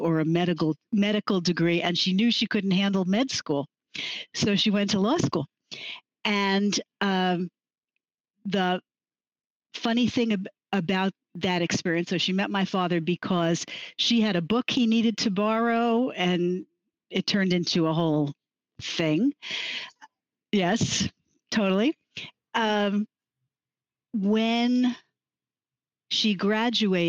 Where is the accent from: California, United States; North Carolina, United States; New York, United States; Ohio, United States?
New York, United States; Long Island; accent: New York style; also born or lived in Manhattan; I was born in New York, in New York City. I grew up mostly on Long Island, and I'm back here now